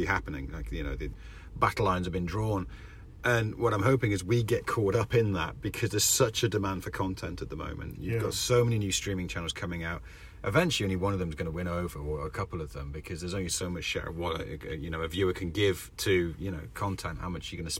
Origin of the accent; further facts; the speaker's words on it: Wales, United Kingdom; Rich and I grew up in Wales, where it's there's nothing happening.